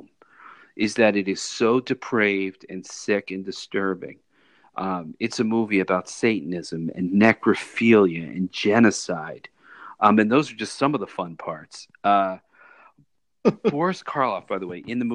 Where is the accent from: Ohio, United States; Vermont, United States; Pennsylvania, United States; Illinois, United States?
Pennsylvania, United States; Philadelphia; where we grew up in Philadelphia.